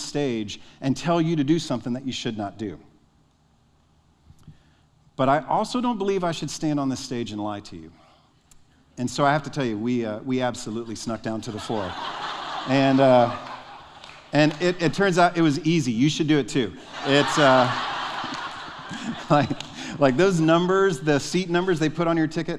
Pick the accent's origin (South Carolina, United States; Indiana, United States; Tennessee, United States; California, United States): Tennessee, United States; Nashville; I'm from Nashville